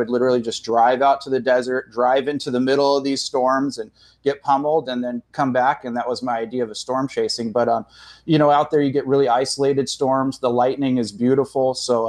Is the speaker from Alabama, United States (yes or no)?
no; San Diego, California, United States; now in Norman, United States; I say I'm originally from San Diego